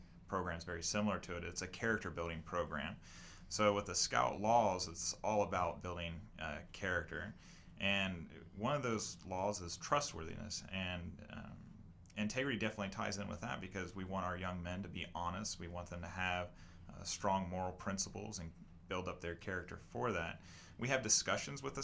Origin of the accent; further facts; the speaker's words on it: Lancaster, Ohio, United States; moved away as an adult; now in Thornville, United States; I was born and raised in Lancaster